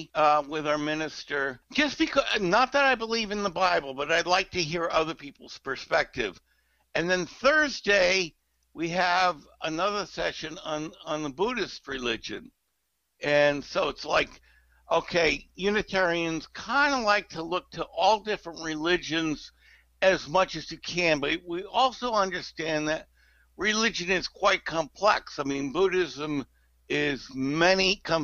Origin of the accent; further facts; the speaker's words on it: Connecticut, United States; also born or lived in New York; now in Charleston, United States; I grew up in Connecticut, which is outside of New York City, but an hour away